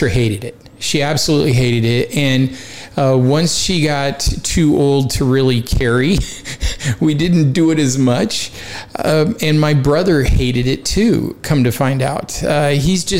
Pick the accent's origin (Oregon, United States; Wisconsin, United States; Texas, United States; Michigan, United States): Oregon, United States; Portland; moved away as an adult; also born or lived in Kansas; I grew up in Portland, Oregon, the son of two mountain climbers